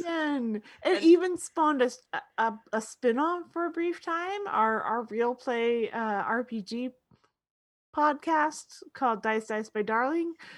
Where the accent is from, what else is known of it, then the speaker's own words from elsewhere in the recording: United States; I'm an American